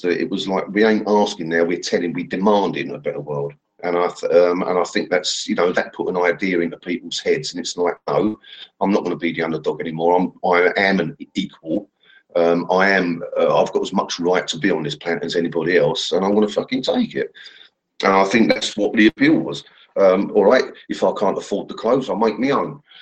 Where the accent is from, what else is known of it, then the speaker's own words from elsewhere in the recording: England, United Kingdom; I'm English.